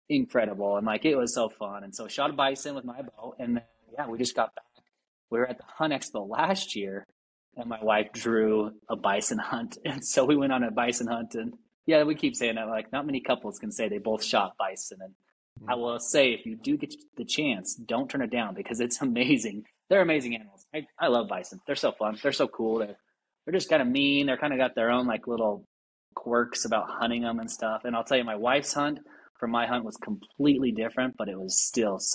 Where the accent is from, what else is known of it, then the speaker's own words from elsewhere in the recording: Salt Lake City, Utah, United States; I grew up here in Salt Lake hunting